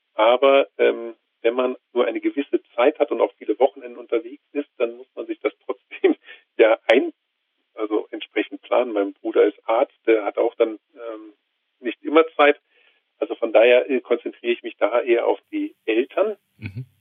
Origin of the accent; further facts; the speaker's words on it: Rhineland, Germany; now in Bavaria, Germany; ich komme gebürtig nicht aus Bayern, sondern aus einem schönen Rheinland